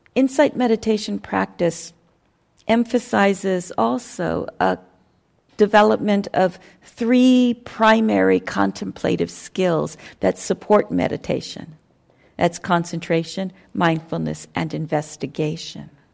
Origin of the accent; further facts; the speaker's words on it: United States; I'm an American